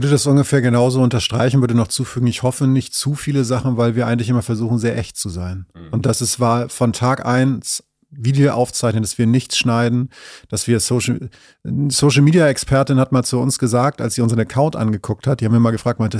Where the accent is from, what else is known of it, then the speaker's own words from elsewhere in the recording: Northern Germany, Germany; natürlich muss ich als Norddeutscher, und das mache ich auch aus vollem Herzen, mich immer dann eher fürs Meer als für die Berge entscheiden